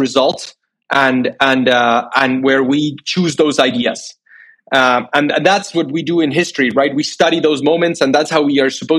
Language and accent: English; Buenos Aires, Argentina; moved away as an adult; also born or lived in United States; as a 13, 14-year-old in my home country